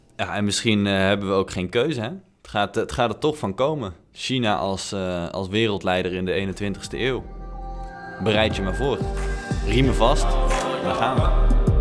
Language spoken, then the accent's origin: Dutch; Netherlands; wij, denk ik, als Nederlanders